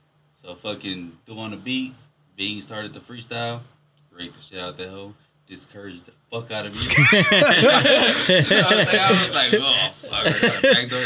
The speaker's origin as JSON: {"language": "English", "town": "Houston", "region": "Texas", "country": "United States", "tie": "born or raised there", "said": "I'm from the Grando."}